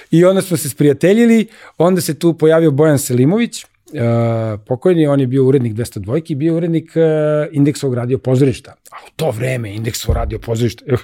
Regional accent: Belgrade, Serbia; also born or lived in Libya; ja sam rođen u Mašala Tita broj 10, Kralja Milana. Tu, tu sam odrastao

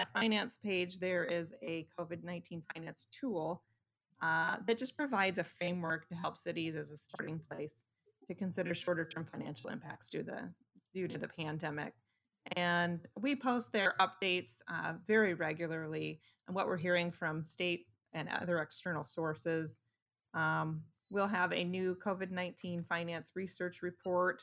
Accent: Ankeny, Iowa, United States; I grew up right close by in Ankeny.

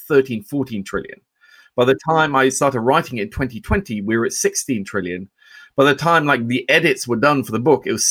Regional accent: Oslo, Norway; moved away; I grew up in Oslo, Norway

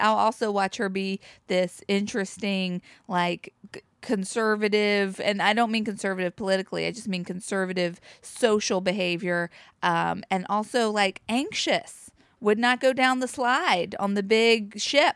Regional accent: Charlotte, North Carolina, United States; now in New York, United States; I come from North Carolina bike culture

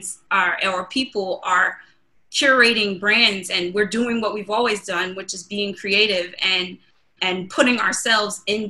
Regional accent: Long Island, New York, United States; Growing up in Long Island, you know, I grew up in a predominantly mixed area

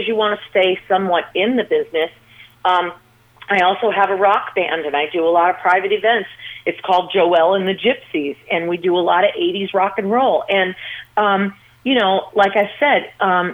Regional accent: Las Vegas, Nevada, United States; growing up in Las Vegas and then starting to train as a little girl

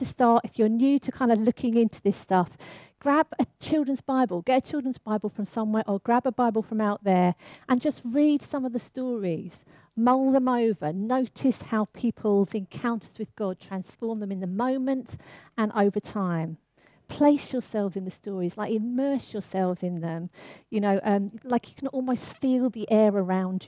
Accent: London, United Kingdom; I grew up in the East End of London

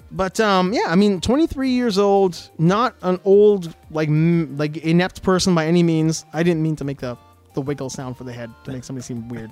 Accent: Western Canada, Alberta, Canada; accent: Western Canadian; We sound the way we sound in Western Canada, in Alberta especially

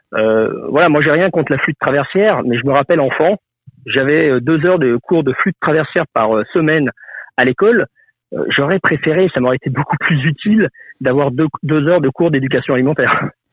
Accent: Lyon, Auvergne-Rhône-Alpes, France; je suis né à Lyon, une ville reconnue pour sa, sa gastronomie.

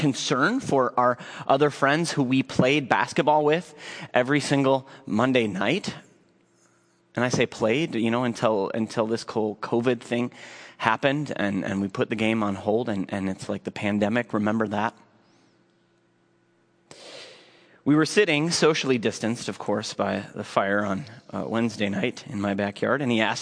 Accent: Minneapolis, Minnesota, United States; I was born here, like my father before me, and his father before him. I grew up here in South Minneapolis

